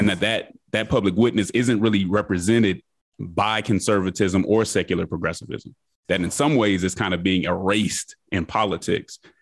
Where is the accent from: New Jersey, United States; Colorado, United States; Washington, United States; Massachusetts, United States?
Colorado, United States; Denver; moved away as an adult; also born or lived in Nashville, Tennessee; now in Atlanta, United States; I grew up in Denver, Colorado